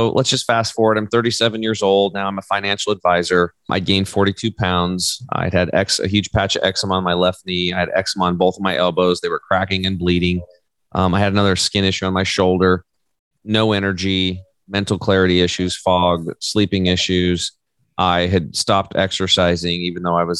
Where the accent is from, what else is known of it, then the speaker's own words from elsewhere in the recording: La Grande, Oregon, United States; I grew up over in Eastern Oregon on a cattle and hay farm